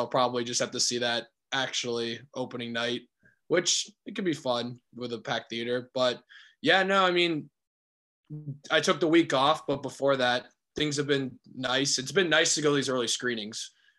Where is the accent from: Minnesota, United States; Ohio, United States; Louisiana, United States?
Ohio, United States; Akron; moved away as an adult; now in Chicago, United States; I'm from Akron originally.